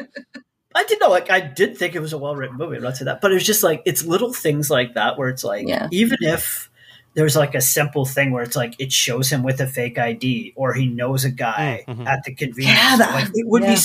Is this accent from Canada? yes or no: yes; Canada; we grew up in Canada. I grew up on the Quebec border